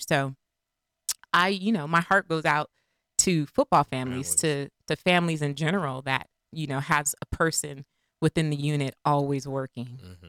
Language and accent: English; Sunnyvale, California, United States; also born or lived in Belmont, California; I grew up all over the place when my dad was playing football. I grew up in Sunnyvale, California, Belmont, California.